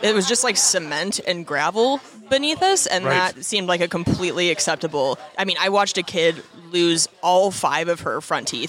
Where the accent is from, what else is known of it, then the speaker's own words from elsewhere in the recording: Spokane, Washington, United States; Spokane, Washington.